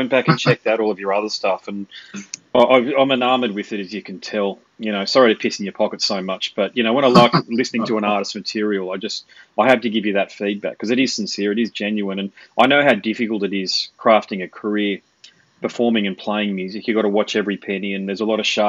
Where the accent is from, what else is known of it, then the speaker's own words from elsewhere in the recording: Sydney, New South Wales, Australia; moved away; I was born in Sydney actually, so I know all about it. My mother still lives down there